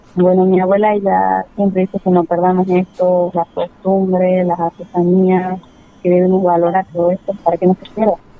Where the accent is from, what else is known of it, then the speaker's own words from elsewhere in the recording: Tartagal, Salta, Argentina; soy de Tartagal, kilómetro 6. Eh, yo pertenezco al pueblo originario Huichi